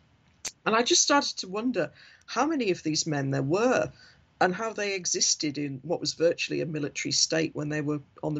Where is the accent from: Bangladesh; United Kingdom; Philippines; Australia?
United Kingdom; Hartlepool, North East England; now in Leeds, United Kingdom; I am from Hartlepool